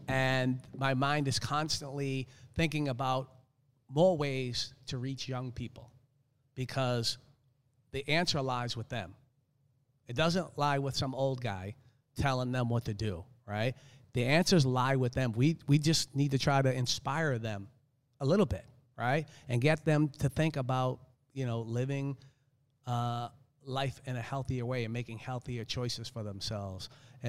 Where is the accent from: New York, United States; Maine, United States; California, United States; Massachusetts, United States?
Massachusetts, United States; Boston; I live in South Florida now. I grew up in Boston, but I do not like the cold.